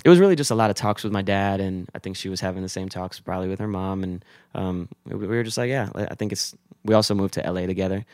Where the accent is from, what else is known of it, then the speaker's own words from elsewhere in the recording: Weston, Florida, United States; I'm from South Florida, twenty-six. Um, I grew up South Florida in Weston, small little town in Fort Lauderdale.